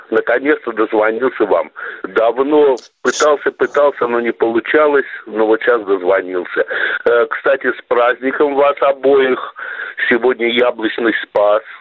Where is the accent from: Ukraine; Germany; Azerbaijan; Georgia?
Azerbaijan; Baku; now in Belgorod, Russia; я вот родом из Баку